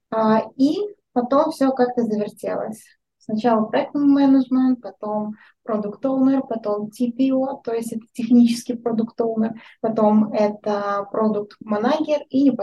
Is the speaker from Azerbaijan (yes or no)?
no; Minsk, Belarus; да, мне 33 года. Я родом из Минска, живу сейчас тоже в Минске.